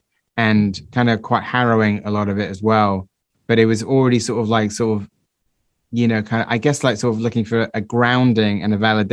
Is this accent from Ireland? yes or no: no; Somerset, South West England, United Kingdom; I'm from Somerset